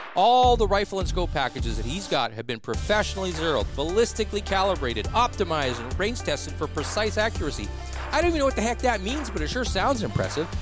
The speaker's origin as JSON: {"language": "English", "region": "Saskatchewan", "country": "Canada", "moved": "yes", "lives_now": "Prince George, Canada", "said": "I'm from Saskatchewan"}